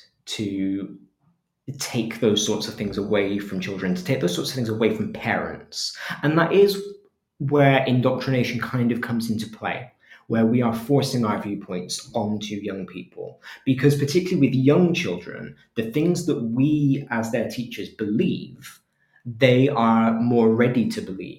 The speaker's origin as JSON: {"language": "English", "region": "England", "country": "United Kingdom", "said": "as an English person"}